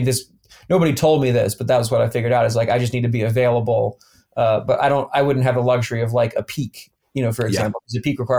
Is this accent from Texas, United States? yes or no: no; Columbus, Ohio, United States; born there; also born or lived in Atlanta; I was born in Columbus, Ohio, actually.